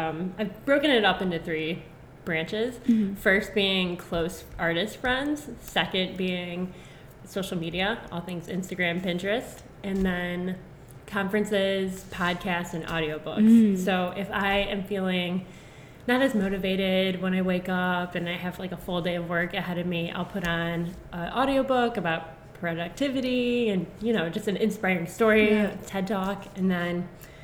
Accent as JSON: {"language": "English", "town": "Mentor", "region": "Ohio", "country": "United States", "tie": "born or raised there", "said": "I grew up in Mentor, which is 30 minutes east of Cleveland."}